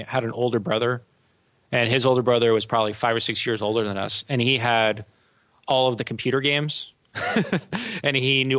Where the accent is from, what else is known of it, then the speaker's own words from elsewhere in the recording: El Paso, Texas, United States; moved away; I grew up in El Paso, Texas